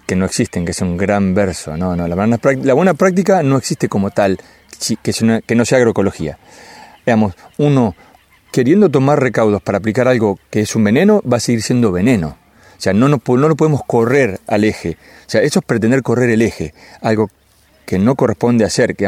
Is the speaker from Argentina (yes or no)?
yes; Lincoln, Buenos Aires Province, Argentina; yo, soy de Lincoln